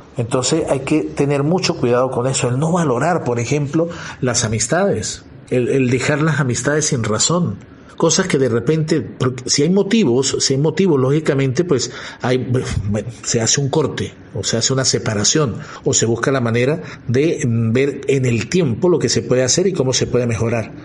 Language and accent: Spanish; Venezuela; moved away as an adult; Yo soy de Venezuela y he tenido que ir a otro país por estudio